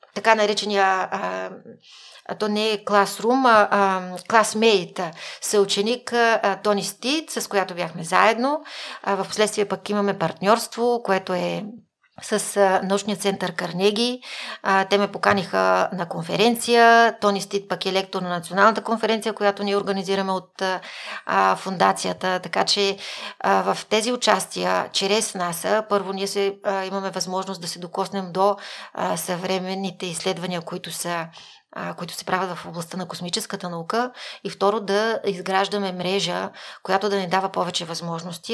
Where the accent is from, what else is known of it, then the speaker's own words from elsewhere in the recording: Kyustendil Province, Bulgaria; Аз съм учила първо в а, 6-то основно училище в град Кюстендил, родена съм в Кюстендил, до 4-ти клас